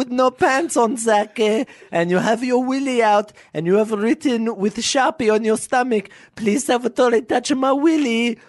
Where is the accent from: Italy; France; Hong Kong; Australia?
Italy; Francofonte, Sicily; English is a second language; I'm an Italian man. I come from Sicily. I come from Francofonte.